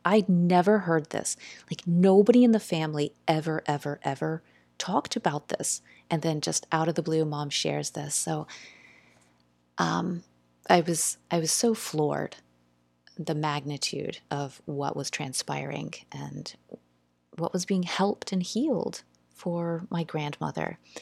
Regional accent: South Carolina, United States; We we grew up in South Carolina and lived uh, on the mill hill

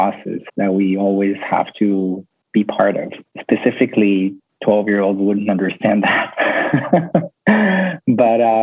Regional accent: Tel Aviv, Tel Aviv District, Israel; now in Costa Rica; I grew up in Tel Aviv in Israel

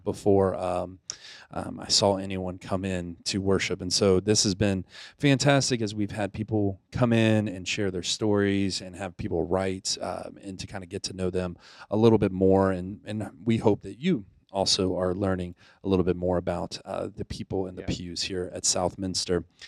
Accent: Pensacola, Florida, United States; moved away; also born or lived in Naples, Italy; I grew up in Pensacola, Florida. I was technically I was born in Naples, Italy

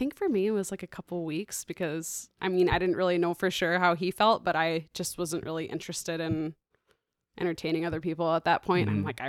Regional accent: Traverse City, Michigan, United States; now in Chicago, United States; Traverse City, Michigan. Yes. So I've been here in Chicago for like 7.5 years.

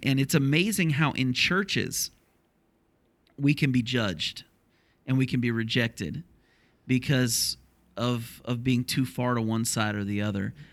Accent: Ohio, United States; moved away; applying for a church in my hometown where I grew up in Ohio

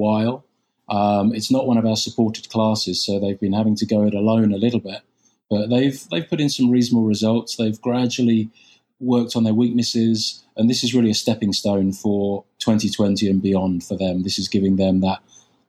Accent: United Kingdom; moved away; I'm British

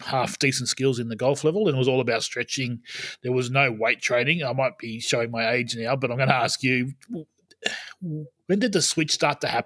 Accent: Albury, New South Wales, Australia; moved away; my hometown of Albury

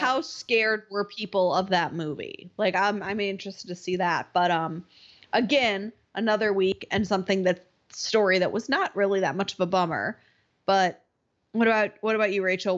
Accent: Wisconsin, United States; I grew up in Wisconsin

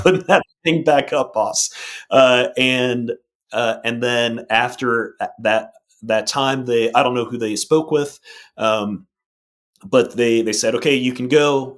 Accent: Arlington, Virginia, United States; moved away as an adult; also born or lived in Maryland; now in Mississippi, United States; I grew up in Virginia, um, and up in Arlington, Virginia

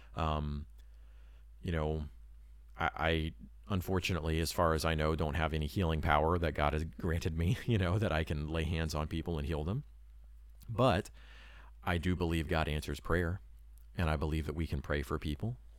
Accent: Florida, United States; moved away; also born or lived in Japan; I grew up in Florida and also lived in Japan.

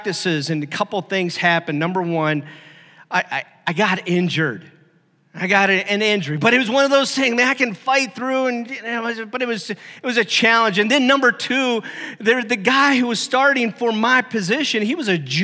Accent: Stark County, Ohio, United States; I grew up in Ohio, and that part of the area I'm from is really notorious for high school football.

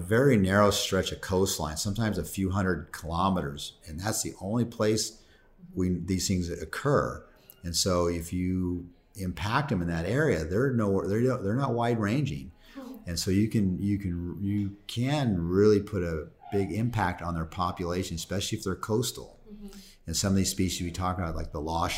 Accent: California, United States; I'm from California

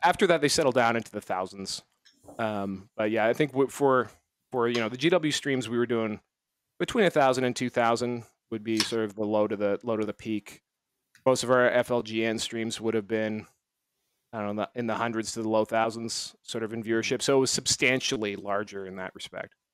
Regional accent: Canada; I'm Canadian

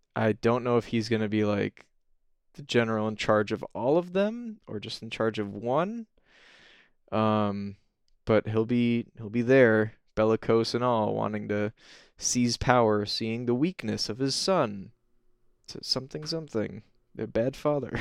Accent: Michigan, United States; I'm from Michigan and I love Michigan

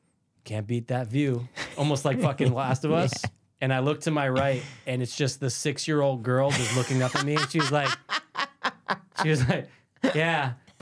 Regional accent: Connecticut, United States; I said, Connecticut.

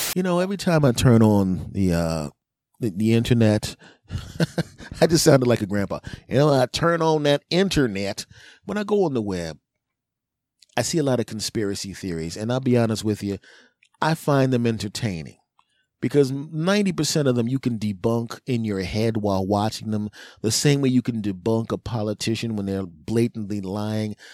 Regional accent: Philadelphia, Pennsylvania, United States; I'm from Philly

